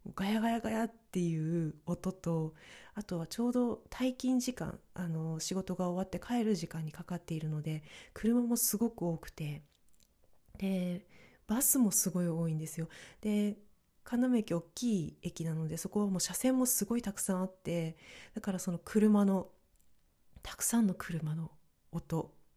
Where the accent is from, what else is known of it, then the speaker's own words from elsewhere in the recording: northern Japan, Japan; moved away; 北国の出身だからというのもあるのか